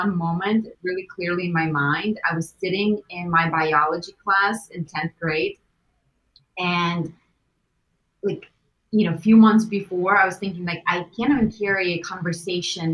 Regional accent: Russia; moved away; growing up in Russia even because we grew up with very little

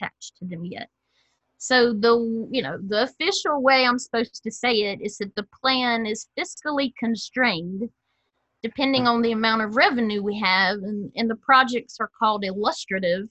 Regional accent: Simpsonville, South Carolina, United States; got to work in my hometown of Simpsonville

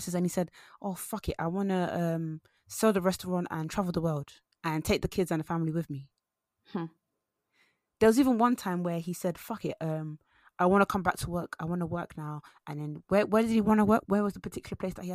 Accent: Nigeria; now in United Kingdom; I'm Nigerian

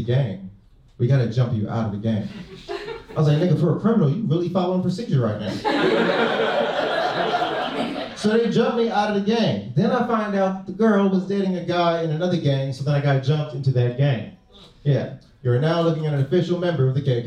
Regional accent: Los Angeles, California, United States; moved away as an adult; now in San Diego, United States; I was raised in South Central Los Angeles

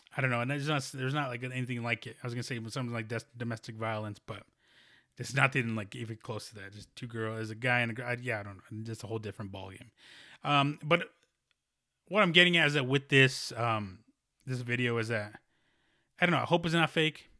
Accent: United States; born or raised there

